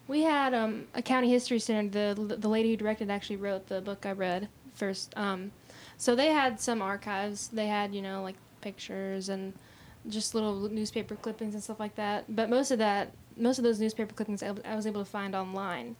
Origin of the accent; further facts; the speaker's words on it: La Grange, Kentucky, United States; my hometown of Lagrange